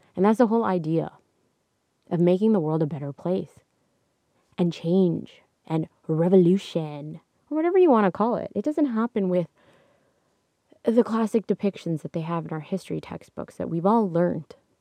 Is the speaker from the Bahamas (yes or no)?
no; Canada; I'm Canadian